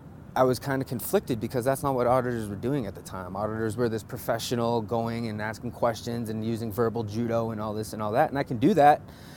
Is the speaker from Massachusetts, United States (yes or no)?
yes; Boston, Massachusetts, United States; now in Denver, United States; being a Bostonian